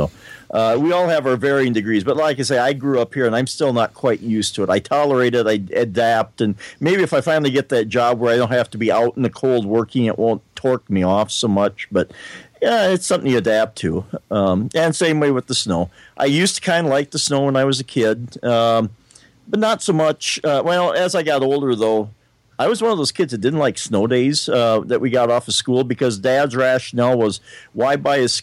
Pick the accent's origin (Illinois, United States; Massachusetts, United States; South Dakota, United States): South Dakota, United States; I grew up in South Dakota